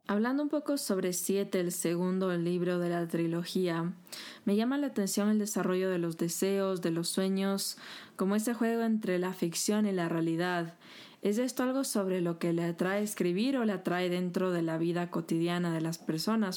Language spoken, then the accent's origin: Spanish; Ecuador; somos los ecuatorianos